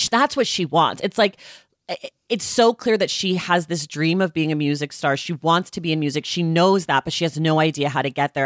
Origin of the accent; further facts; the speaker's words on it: California, United States; I'm from California